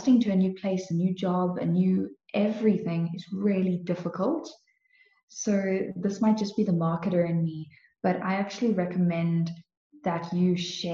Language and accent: English; Cape Town, Western Cape, South Africa; moved away as an adult; now in Kempton Park, South Africa; I've always lived in Cape Town. I was always in Cape Town